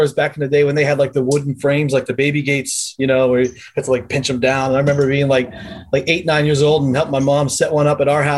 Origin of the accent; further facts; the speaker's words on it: Southwestern Pennsylvania, United States; now in North Carolina, United States; I'm from Southwestern PA